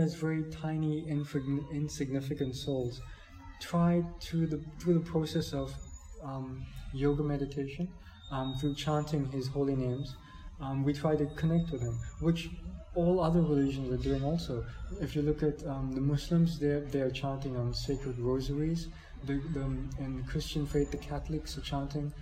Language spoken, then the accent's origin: English; South Africa; moved away; I'm from South Africa